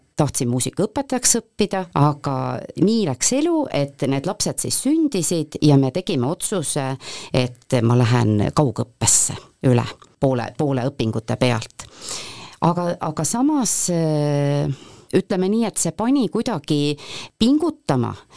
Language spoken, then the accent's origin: Estonian; Põltsamaa, Jõgeva County, Estonia; mina olen läbi ja lõhki Põltsamaa tüdruk ma olen, eh, olen sündinud Põltsamaal